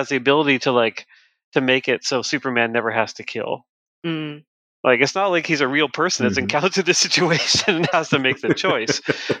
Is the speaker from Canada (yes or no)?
yes; Canada; I'm Canadian, so it's a different government.